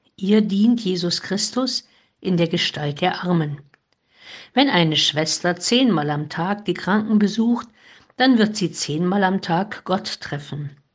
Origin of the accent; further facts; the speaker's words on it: Heilbad Heiligenstadt, Thuringia, Germany; In Heiligenstadt im Eichsfeld, wo ich geboren bin